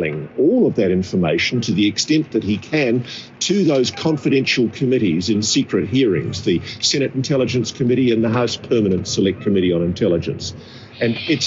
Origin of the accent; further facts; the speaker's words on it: Australia; I'm an Australian